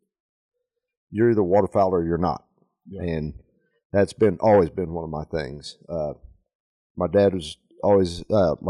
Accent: Kansas City, Missouri, United States; We're from Northwest Missouri, Kansas City area.

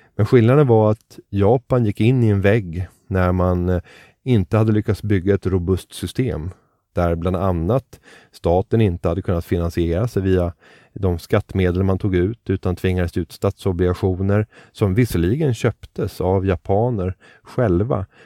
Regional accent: Sweden; du och jag som genomsnittlig svensk

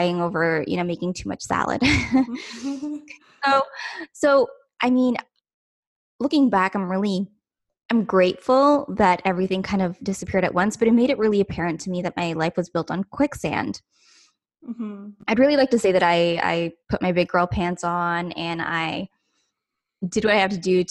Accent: Ontario, Canada; I'm from Ontario, Canada

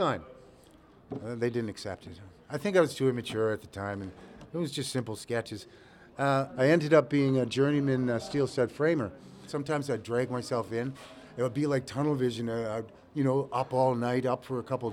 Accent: Nova Scotia, Canada; I grew up in the Nova Scotia Home for Colored Children.

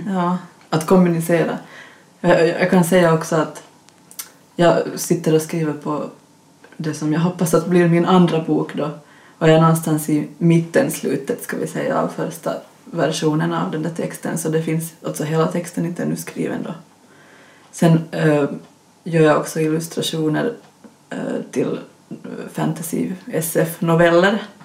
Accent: Finland; accent: Finland-Swedish; som ni kanske hör på min dialekt så vi var en grupp med finlandssvenska författare

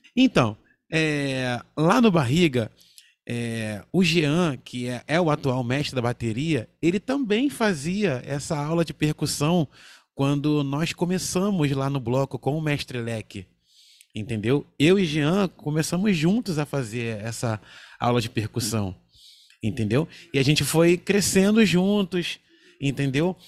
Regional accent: Rio de Janeiro, Brazil; lá em Cordovil, o lugar onde eu nasci e fui criado.

